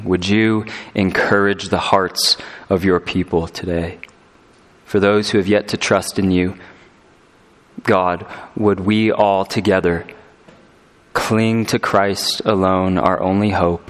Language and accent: English; California, United States; now in Colorado, United States; I'm from California, and us Californians, as we've been making the exodus into Colorado